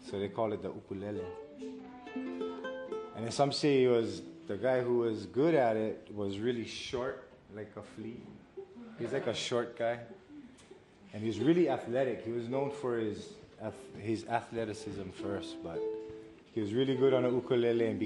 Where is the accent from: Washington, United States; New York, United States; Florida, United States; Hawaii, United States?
Hawaii, United States; Hauula; I'm from Hawaii, from the island of Oahu, from the Ahupua'a of Haula.